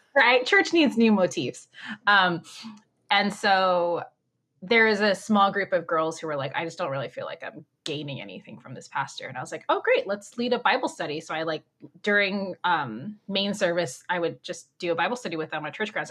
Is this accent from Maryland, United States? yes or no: no; Orange County, California, United States; I grew up in Orange County. I live, I still live here in Orange County, California